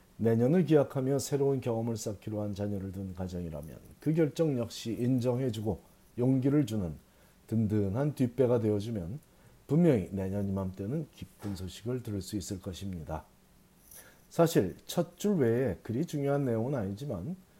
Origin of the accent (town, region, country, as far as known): South Korea; born or raised there; now in United States